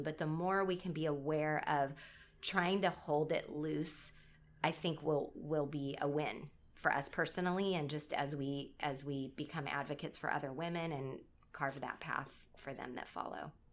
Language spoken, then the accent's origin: English; Southern California, United States; I'm from Southern California